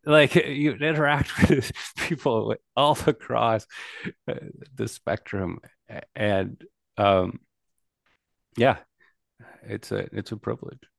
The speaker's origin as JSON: {"language": "English", "country": "United States", "said": "like my people, I'm an American"}